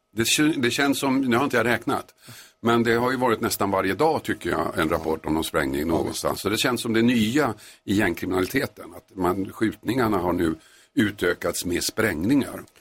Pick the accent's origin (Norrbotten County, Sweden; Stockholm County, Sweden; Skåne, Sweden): Stockholm County, Sweden; Tumba; I Tumba utanför Stockholm